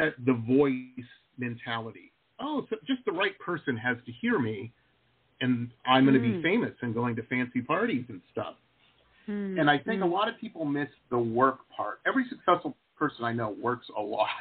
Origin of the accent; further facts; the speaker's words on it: Detroit, Michigan, United States; moved away; I grew up in Metro Detroit